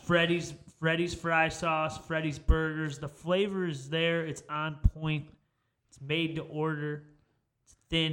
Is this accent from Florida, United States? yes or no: no; Chicago, Illinois, United States; moved away; I am from Chicago